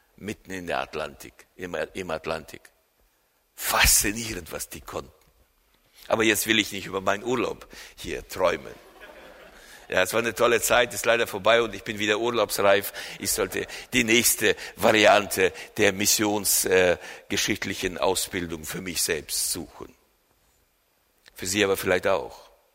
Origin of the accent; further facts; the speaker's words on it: Germany; hier bei uns in Deutschland